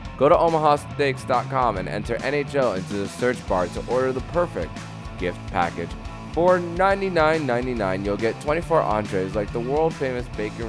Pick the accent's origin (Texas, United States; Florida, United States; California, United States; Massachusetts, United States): Florida, United States; Miami; I grew up there in West Kendall, Florida, mostly.